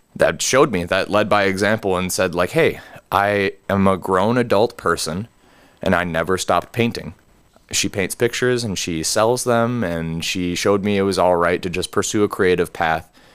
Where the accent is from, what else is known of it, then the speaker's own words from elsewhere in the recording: Gresham, Oregon, United States; going back up north to Gresham, to my hometown